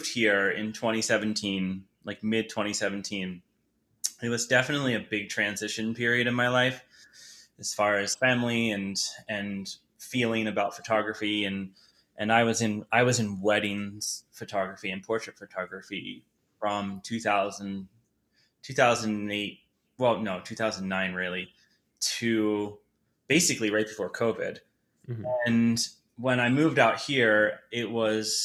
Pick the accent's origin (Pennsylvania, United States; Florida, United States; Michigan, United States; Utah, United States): Pennsylvania, United States; Philadelphia; now in Boulder, United States; I grew up in Philly